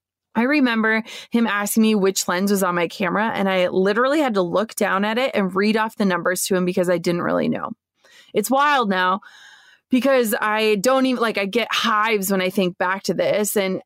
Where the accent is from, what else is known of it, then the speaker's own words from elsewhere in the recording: Minnesota, United States; I was over 6 hours away from my hometown in Minnesota.